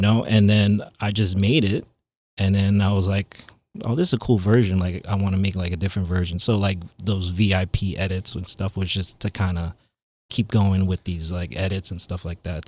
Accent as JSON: {"language": "English", "area": "Long Island", "region": "New York", "country": "United States", "tie": "born or raised there", "also_born_or_lived": "Queens, New York", "said": "I was born in Queens. Yeah, and then I was raised in Long Island."}